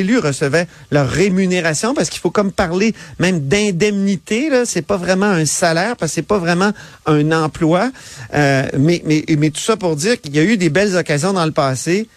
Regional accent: Quebec City, Quebec, Canada; je viens de Québec, je suis un gars, tu sais, il y avait des fortifications dans ma cour d'école, là, je peux pas plus venir de Québec

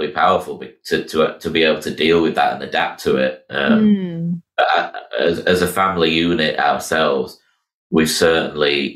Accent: Miami, Florida, United States; I was born in 1982 in Miami Children's Hospital

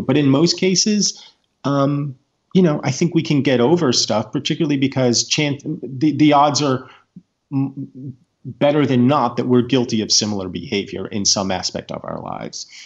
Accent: United States; as an American people

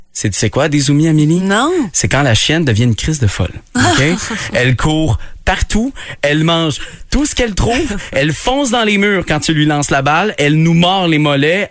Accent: Quebec, Canada; chez nous au Québec

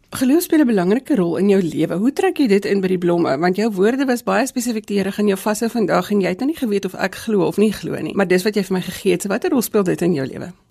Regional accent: Gauteng, South Africa; as 'n kind het ek ek in Gauteng groot geword

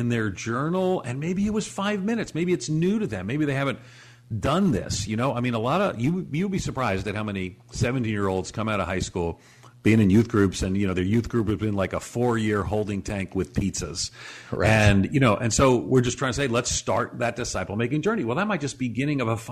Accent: New York City, New York, United States; moved away; also born or lived in Chicago; I grew up in New York City and then I lived in Chicago

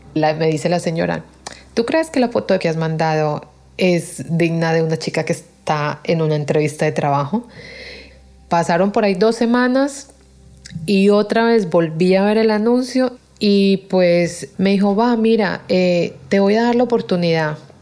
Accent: Colombia; moved away as an adult; now in Spain; vengo de Colombia

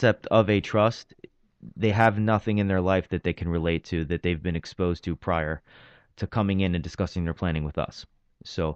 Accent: New York City, New York, United States; also born or lived in Pennsylvania; I grew up in Brooklyn, born and raised in Brooklyn, Bensonhurst, Diker Heights

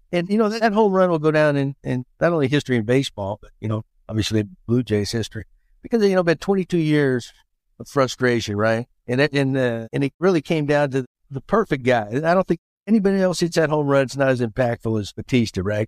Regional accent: Texas, United States; I'm a Texan

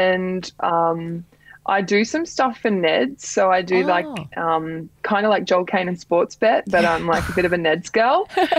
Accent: Grafton, New South Wales, Australia; I grew up in Grafton on the North Coast

